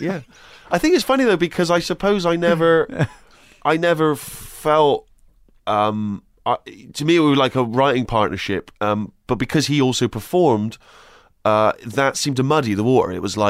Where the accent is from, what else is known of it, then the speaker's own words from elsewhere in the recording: Bristol, South West England, United Kingdom; I grew up in a place called Bristol.